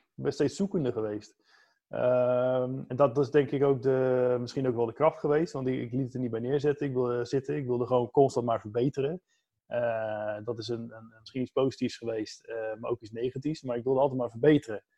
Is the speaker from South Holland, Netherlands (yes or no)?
yes; Capelle aan den IJssel, South Holland, Netherlands; moved away as an adult; now in Vlaardingen, Netherlands; Zelf kom ik eigenlijk uit Capella aan de IJssel